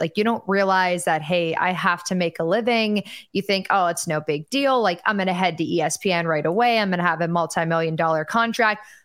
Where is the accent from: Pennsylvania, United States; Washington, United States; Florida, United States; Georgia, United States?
Pennsylvania, United States; Pittsburgh; moved away as an adult; now in Tampa, United States; born and raised